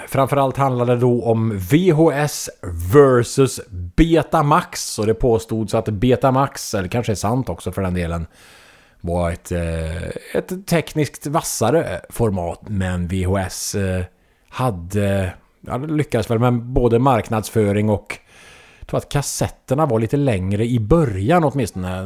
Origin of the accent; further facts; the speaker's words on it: Trollhättan, Västra Götaland, Sweden; I Trollhättan i allmänhet, men på Läxtorp kanske i synnerhet. Eh, där jag växte upp